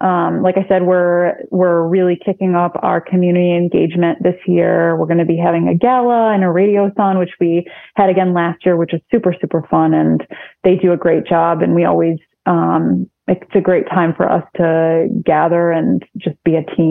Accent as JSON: {"language": "English", "town": "Syracuse", "region": "New York", "country": "United States", "tie": "born or raised there", "lives_now": "Rochester, United States", "said": "I grew up in Syracuse"}